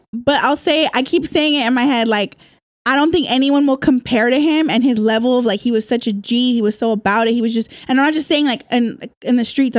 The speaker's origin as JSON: {"language": "English", "town": "Bakersfield", "region": "California", "country": "United States", "moved": "as an adult", "lives_now": "San Diego, United States", "said": "I'm from Central California, Bakersfield."}